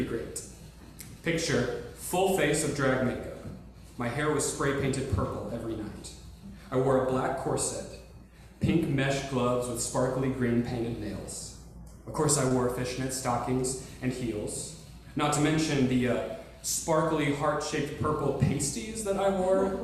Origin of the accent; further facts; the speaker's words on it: Conway, Arkansas, United States; my hometown of Conway, Arkansas